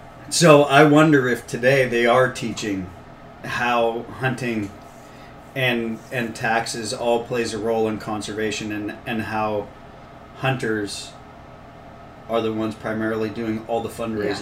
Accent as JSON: {"language": "English", "area": "Marin County", "region": "California", "country": "United States", "tie": "born or raised there", "said": "so much time growing up in Marin"}